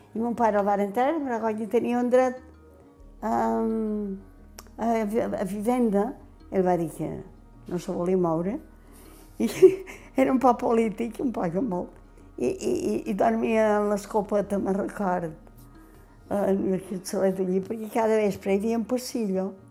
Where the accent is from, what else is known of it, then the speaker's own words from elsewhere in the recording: Pollença, Balearic Islands, Spain; Jo vaig néixer tota la vida he viscut al Calvari perquè vaig néixer a l'Ajuntament